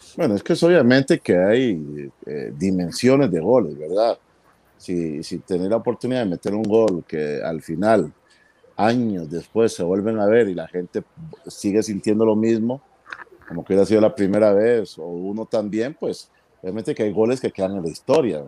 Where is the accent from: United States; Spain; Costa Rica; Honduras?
Costa Rica; estaba en una escuela de fútbol acá en mi país y pues me toca desde los 15 años ser eh, jugador de la, de la, selección infantil de, de Costa Rica